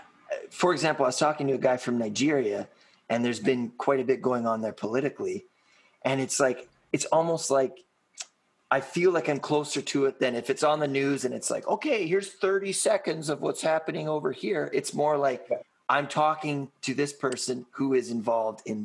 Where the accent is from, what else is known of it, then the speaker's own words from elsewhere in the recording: British Columbia, Canada; I'm Canadian and, you know, I'm a Western Canadian. I'm from BC.